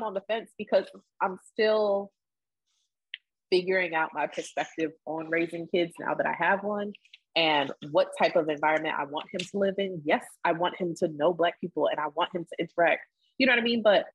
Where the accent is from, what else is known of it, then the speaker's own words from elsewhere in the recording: Delaware, United States; I grew up in Delaware.